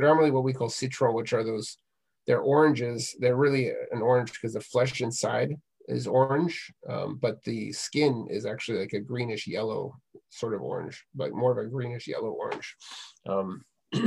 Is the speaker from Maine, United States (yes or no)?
yes; Maine, United States; I grew up in Maine